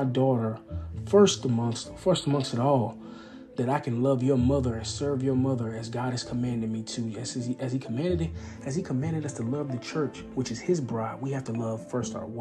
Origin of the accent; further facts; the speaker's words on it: East Texas, United States; I'm from East Texas, so I'm raised as a country boy